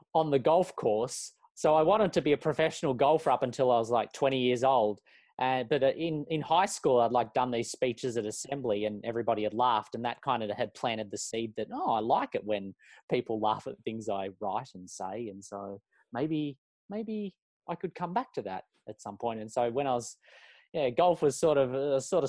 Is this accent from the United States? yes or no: no; Melbourne, Victoria, Australia; moved away as an adult; also born or lived in Mitcham, Victoria / Heathmont, Victoria; now in Auckland, New Zealand; I'm from Melbourne. I was born in Mitcham and grew up in Heathmont for the first, was 6 or 7 years of my life, and then lived in Warrenwood for the rest of it.